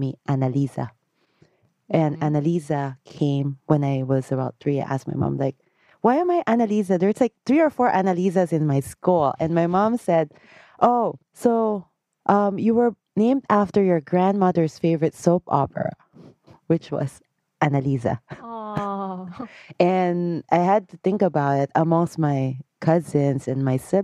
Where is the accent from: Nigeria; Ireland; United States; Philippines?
Philippines; I grew up in the Philippines